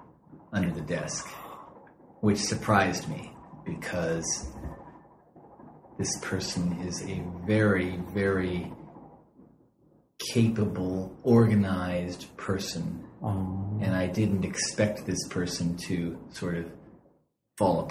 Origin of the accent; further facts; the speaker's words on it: west coast of the United States, United States; moved away as an adult; now in Japan; I'm from the west coast of the United States.